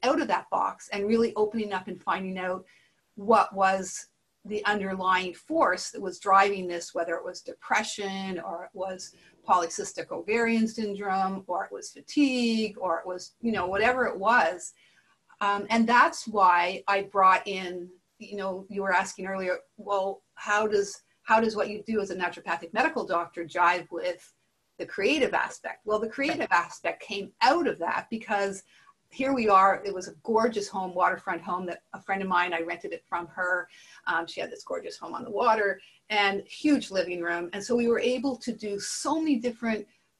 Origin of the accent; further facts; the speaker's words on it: Montreal, Quebec, Canada; moved away; also born or lived in Nova Scotia; I grew up in Montreal, but I went and homesteaded in Nova Scotia